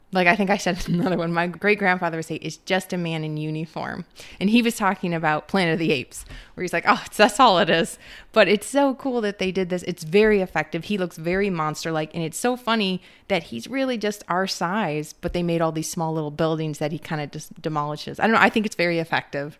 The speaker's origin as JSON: {"language": "English", "region": "Minnesota", "country": "United States", "said": "We're from Minnesota"}